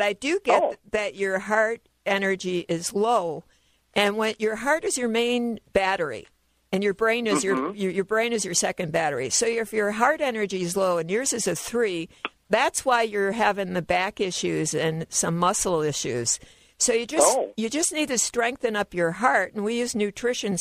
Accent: Chicago, Illinois, United States; moved away; I'm originally from Chicago.

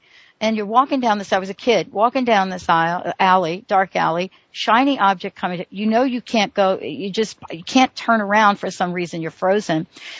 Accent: New York City, New York, United States; I'm from the Bronx.

